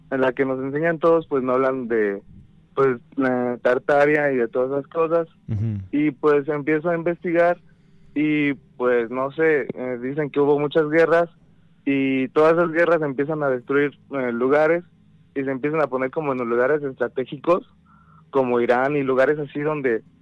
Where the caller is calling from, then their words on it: State of Mexico, Mexico; De aquí del Estado de México.